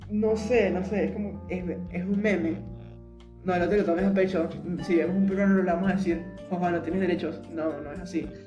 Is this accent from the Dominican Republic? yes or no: no; Venezuela; cuando yo digo que soy de Venezuela, lo primero que dicen es, ah, Chávez, lo primerito.